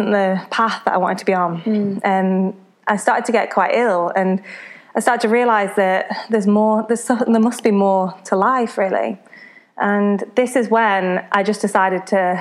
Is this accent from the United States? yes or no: no; Congleton, North West England, United Kingdom; I grew up, my hometown is Congleton in Cheshire, and yeah, I always kind of stayed around here